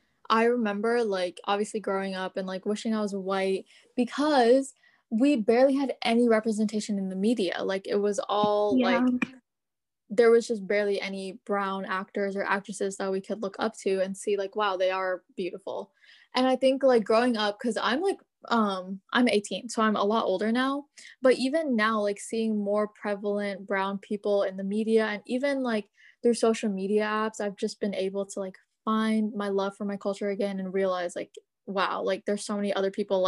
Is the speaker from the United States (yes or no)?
yes; United States; all the South Asians I know, like, growing up in America and, like, being the new generation